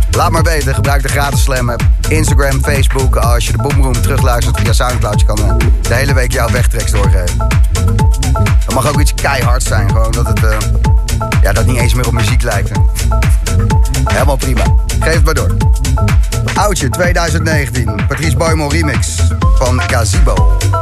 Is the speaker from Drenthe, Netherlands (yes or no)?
no; Zoetermeer, South Holland, Netherlands; ik ben geboren en getogen in Zoetermeer